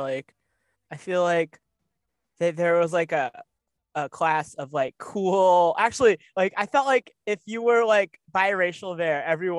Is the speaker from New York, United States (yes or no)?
yes; New York City, New York, United States; also born or lived in Long Island; born and raised in New York City.